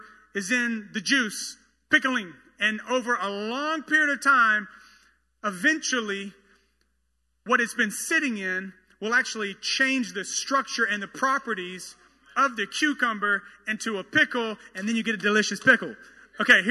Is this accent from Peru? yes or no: no; the South, United States; I am from the South